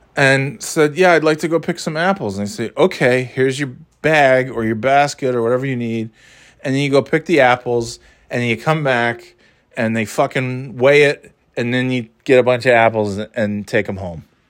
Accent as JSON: {"language": "English", "region": "New York", "country": "United States", "tie": "born or raised there", "moved": "yes", "lives_now": "New Hampshire, United States", "said": "growing up in New York"}